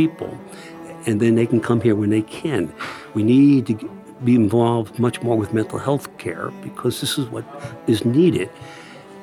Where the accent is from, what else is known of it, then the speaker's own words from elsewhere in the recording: Phoenicia, New York, United States; Phoenicia, it's my hometown